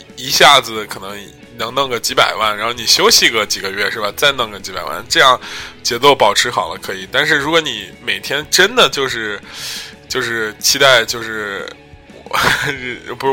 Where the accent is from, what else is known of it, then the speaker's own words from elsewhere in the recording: China; 我们中国人